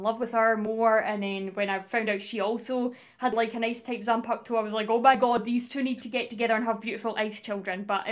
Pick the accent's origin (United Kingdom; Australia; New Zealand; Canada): United Kingdom; Livingston, Scotland; I'm from Scotland